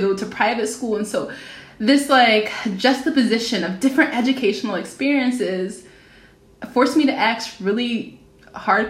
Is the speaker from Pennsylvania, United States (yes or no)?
yes; Philadelphia, Pennsylvania, United States; I'm from Philadelphia. My neighborhood high school is MLK High School